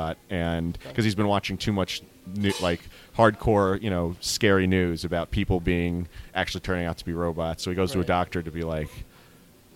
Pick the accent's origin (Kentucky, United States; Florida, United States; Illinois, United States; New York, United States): New York, United States; New York City; also born or lived in Washington Heights, New York; I grew up, you know, in the Bronx